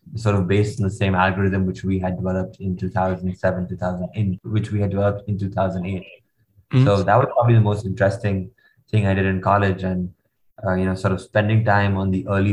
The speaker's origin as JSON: {"language": "English", "country": "India", "tie": "born or raised there", "also_born_or_lived": "United States", "moved": "as an adult", "said": "growing up in India, I lived in a very sheltered environment"}